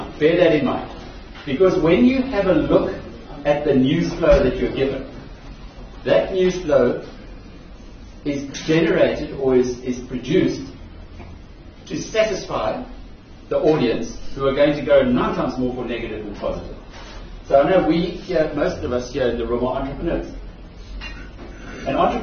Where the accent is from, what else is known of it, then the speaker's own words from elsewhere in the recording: Newcastle, KwaZulu-Natal, South Africa; I grew up in Newcastle